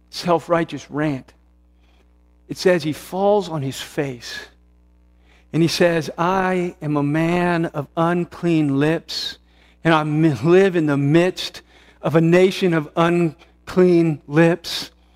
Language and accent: English; United States; who I am as an American, a red-blooded American